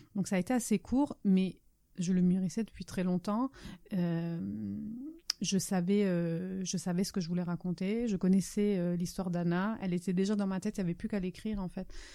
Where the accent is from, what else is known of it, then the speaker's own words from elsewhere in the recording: France; first language Italian; French is a second language; also born or lived in Italy; l'italien est effectivement ma langue maternelle, mais, je suis allée, euh, enfin, j'ai fait plus, je à l'école beaucoup plus longtemps en France qu'en Italie